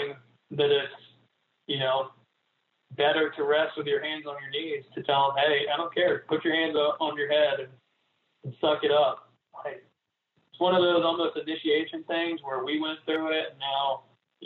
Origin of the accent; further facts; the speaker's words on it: Gainesville, Florida, United States; I grew up in Gainesville. I was a big Gator fan